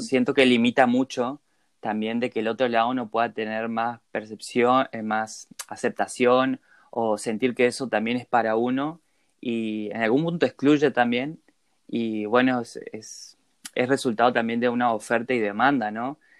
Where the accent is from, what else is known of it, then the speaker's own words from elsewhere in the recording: Posadas, Misiones, Argentina; also born or lived in Corrientes; soy de Posadas Misiones